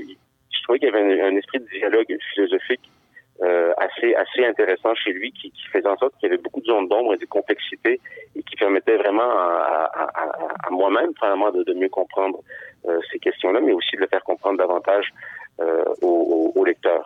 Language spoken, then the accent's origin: French; Quebec City, Quebec, Canada; now in Montreal, Canada; moi j'ai grandi, euh, j'ai grandi à Sainte-Foy